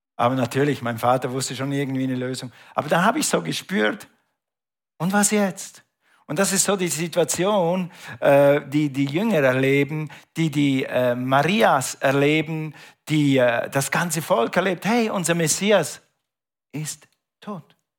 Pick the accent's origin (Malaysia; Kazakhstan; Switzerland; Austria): Switzerland; Ich bin Schweizer, okay, aber wir hatten ein Grundstück in Österreich